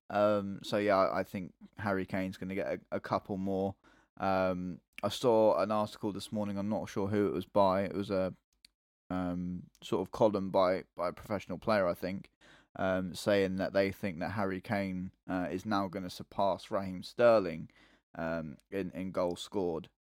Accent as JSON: {"language": "English", "region": "England", "country": "United Kingdom", "said": "I'm English"}